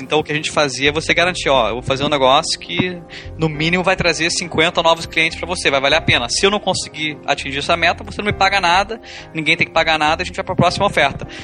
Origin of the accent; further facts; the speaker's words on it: Brasília, Federal District, Brazil; moved away as an adult; sou de Brasília, só que em vez de ficar em Brasília pra minha graduação, acabei estudando fora